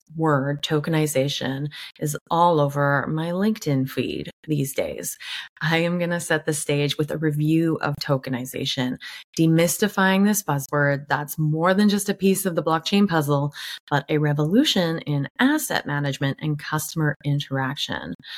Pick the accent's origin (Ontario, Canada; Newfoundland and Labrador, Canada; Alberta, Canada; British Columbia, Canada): British Columbia, Canada; Vancouver; my hometown, Vancouver, Canada